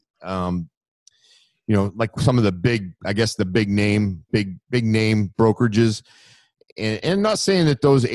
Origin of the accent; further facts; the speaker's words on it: Maine, United States; moved away as an adult; now in Florida, United States; we're from Maine